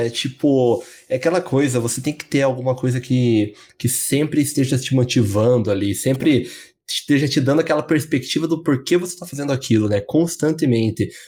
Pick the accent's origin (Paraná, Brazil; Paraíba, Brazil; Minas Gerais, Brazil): Paraná, Brazil; Curitiba; Eu tenho 24. É, sou de Curitiba, então, 24 anos.